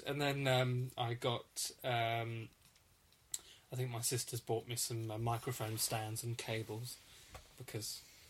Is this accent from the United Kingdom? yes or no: yes; England, United Kingdom; I don't feel very English.